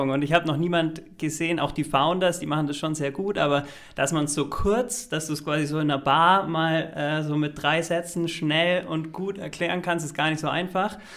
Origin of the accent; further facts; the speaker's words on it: Bavaria, Germany; Ich bin beide aus dem Allgäu.